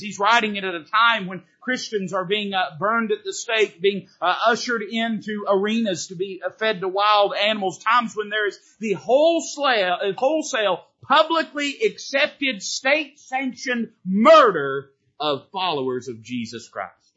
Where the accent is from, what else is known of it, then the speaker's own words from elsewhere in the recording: United States; I'm not saying that I'm not proud to be an American